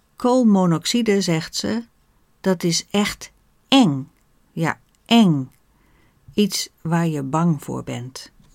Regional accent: Netherlands; Wij Nederlanders

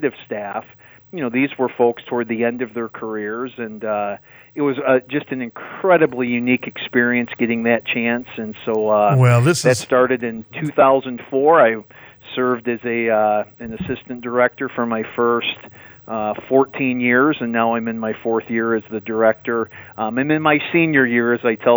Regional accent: Grand Rapids, Michigan, United States; also born or lived in Caledonia, Michigan; I'm from the West Michigan area, Grand Rapids

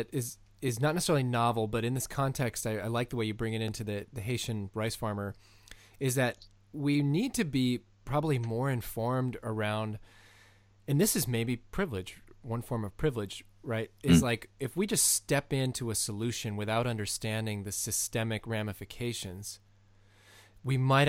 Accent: Canada; And as a Canadian, I'm very curious about your view adjacent to this.

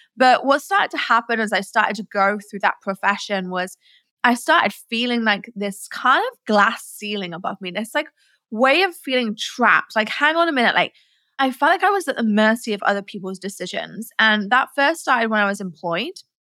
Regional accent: Nottingham, East Midlands, United Kingdom; I was born in England, in Nottingham, where Robin Hood's from.

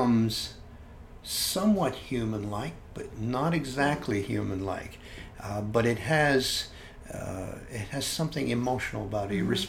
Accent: Hamilton, Ontario, Canada; In the town where I grew up in Canada, they were relocating the library, and the library vacated the most beautiful old building in the city of Hamilton.

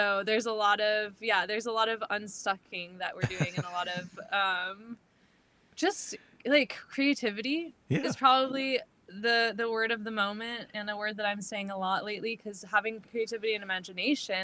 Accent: Arizona, United States; I'm from Arizona, originally based in Arizona

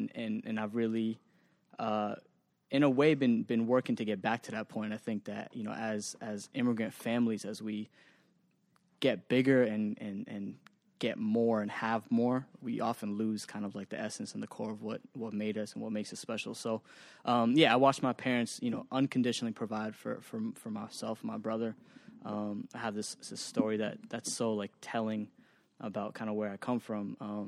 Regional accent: Waltham, Massachusetts, United States; also born or lived in Northampton; So I grew up, I was born in Northampton, which is near UMass Amherst, okay. Which is where my dad went to school. I moved to Waltham, which is like probably 20

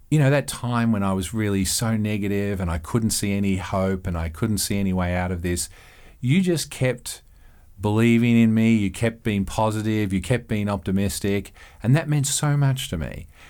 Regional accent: Australia; moved away as an adult; now in Eugene, United States; I'm Australian

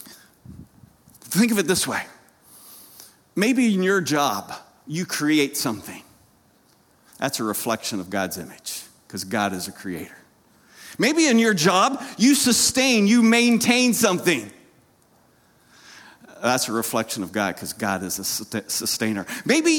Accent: Lancaster County, Pennsylvania, United States; I grew up in Lancaster County, Pennsylvania

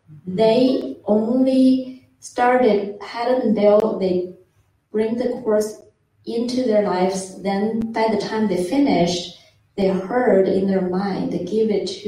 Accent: China; moved away as an adult; also born or lived in Australia; I'm from China

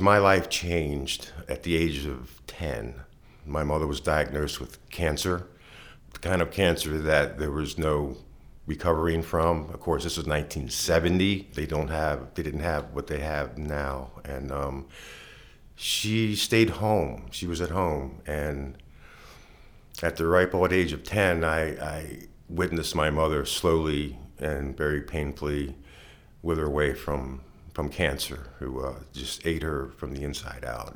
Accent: Baltimore, Maryland, United States; I was born and raised in Baltimore City

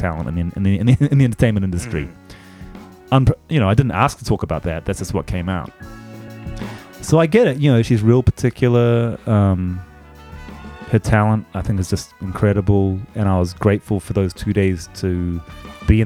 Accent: New Zealand; now in Japan; the house I grew up in New Zealand was very bicultural

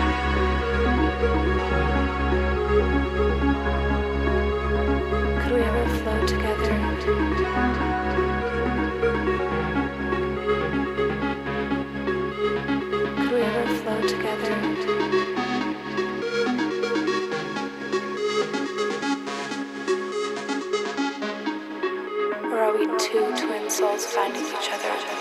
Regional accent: New Zealand; I'm from New Zealand

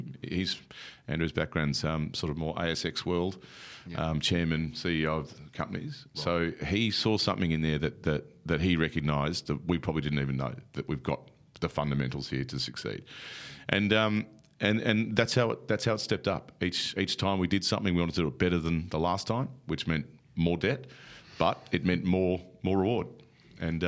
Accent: Australia

